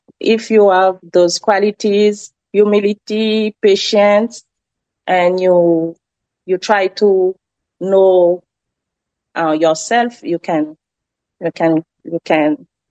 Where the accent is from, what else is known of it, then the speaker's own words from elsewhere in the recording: France; English is a second language; moved away as an adult; now in United States; So my dream is speaking English very well, like a native, with my accent. I assume that. I'm Frenchy, I know.